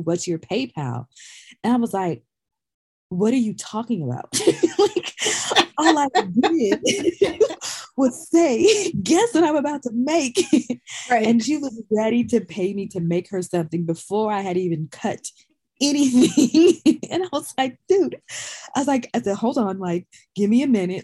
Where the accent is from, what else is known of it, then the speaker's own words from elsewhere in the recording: Sacramento, California, United States; I was born and raised in Sacramento, California